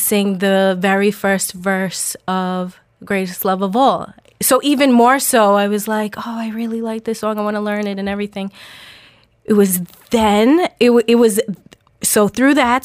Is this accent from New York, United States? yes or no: yes; Long Island, New York, United States; born or raised there; accent: Long Island